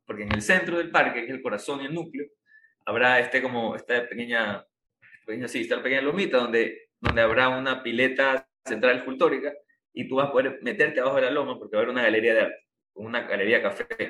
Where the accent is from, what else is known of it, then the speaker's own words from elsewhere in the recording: Guayaquil, Guayas, Ecuador; now in Samborondón, Ecuador; como guayaquileños, como zamorondeños, que yo vivo acá